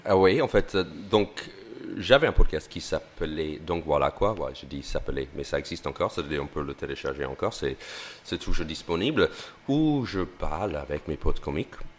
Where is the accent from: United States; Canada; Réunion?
United States; French is a second language; moved away as an adult; now in France; être un Américain, euh, un Américain qui débarque en France